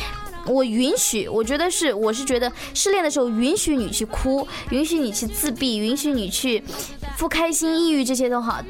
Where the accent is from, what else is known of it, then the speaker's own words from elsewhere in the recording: Huangshan, Anhui, China; also born or lived in Hubei; 黄山呀，